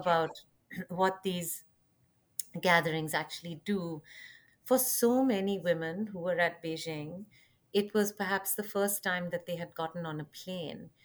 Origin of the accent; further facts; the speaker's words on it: India; moved away; also born or lived in Chicago; I'm originally from India